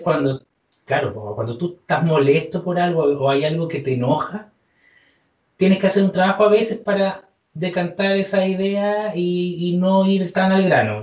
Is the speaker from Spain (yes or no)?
no; Chile; soy chileno y, como buen chileno